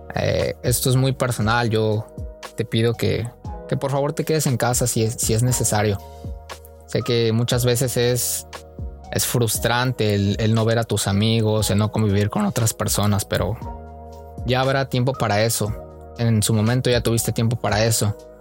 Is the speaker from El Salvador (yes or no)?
no; Oaxaca, Mexico; moved away as an adult; now in Tijuana, Mexico; soy de la más bonita Oaxaca. Cada que la escuela da vacaciones, mi mayor anhelo es regresar a mi pueblo